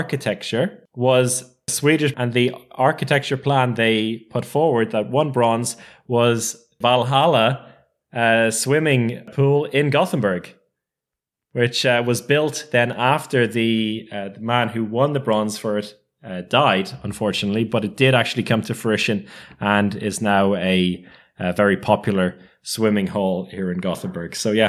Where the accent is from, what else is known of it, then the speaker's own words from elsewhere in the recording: London, United Kingdom; born there; the fact that I was born in London had come to their attention.